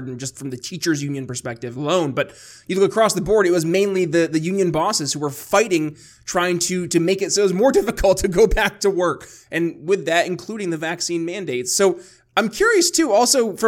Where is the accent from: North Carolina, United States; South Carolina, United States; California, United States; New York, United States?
New York, United States; moved away as an adult; people still in my home state like you, Ben, because I left New York